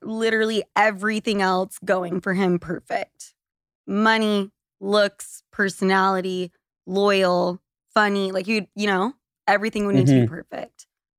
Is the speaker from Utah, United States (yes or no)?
yes; Utah, United States; I'm from Utah. It's normal to have six kids.